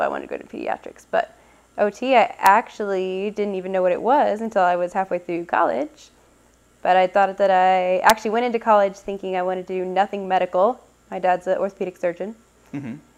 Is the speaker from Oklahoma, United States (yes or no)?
yes; Oklahoma, United States; moved away as an adult; also born or lived in North Carolina / Nashville, Tennessee; now in Arizona, United States; I grew up in Oklahoma